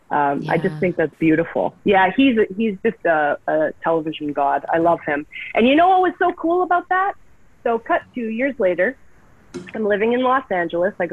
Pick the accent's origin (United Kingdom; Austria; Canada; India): Canada; Vancouver, British Columbia; I'm originally from Vancouver.